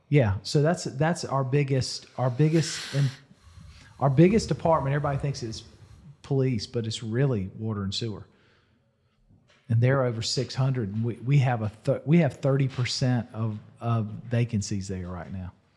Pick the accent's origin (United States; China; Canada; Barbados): United States; Irmo, South Carolina; growing up in Irma, that was country back then.